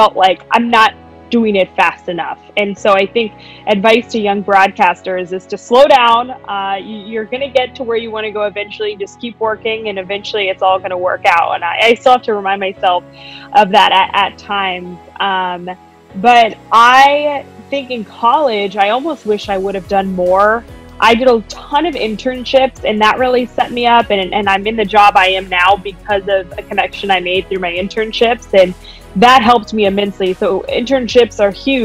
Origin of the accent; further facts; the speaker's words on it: Golden, Colorado, United States; moved away as an adult; also born or lived in Fayetteville, Arkansas; now in Chicago, United States; I'm originally from Golden, Colorado